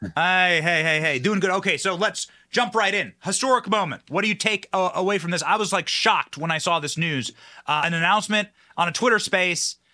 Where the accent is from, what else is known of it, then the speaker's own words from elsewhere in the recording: Iowa, United States; I'm from Iowa